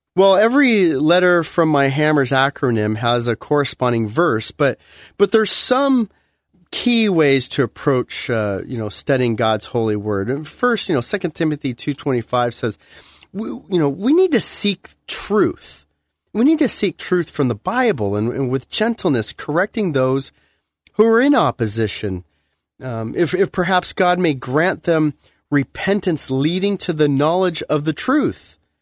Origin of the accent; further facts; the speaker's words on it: United States; being an American